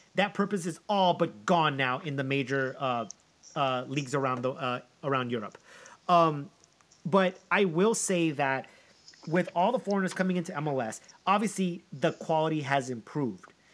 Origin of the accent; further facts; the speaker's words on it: United States; my dad is Colombian. I'm an American